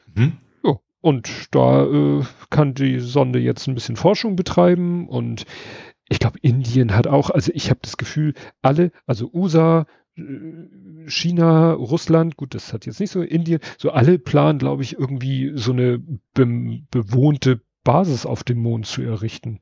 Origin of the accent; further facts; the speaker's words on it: Hamburg, Germany; wir als Hamburger